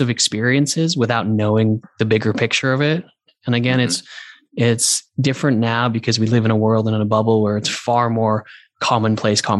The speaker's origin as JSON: {"language": "English", "region": "London", "country": "United Kingdom", "said": "But I was also like from London. So I was like on the other side of the world."}